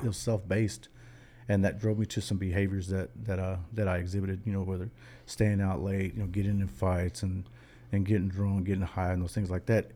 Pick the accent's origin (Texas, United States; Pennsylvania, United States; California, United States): Texas, United States; Irving; also born or lived in Dallas, Texas; we're from Dallas, Texas. But, uh, my, my mom, we, we grew up in Irving